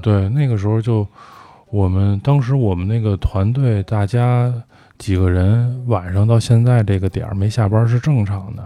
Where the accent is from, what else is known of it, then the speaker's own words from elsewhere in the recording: Beijing, China; 我就是这儿长大的人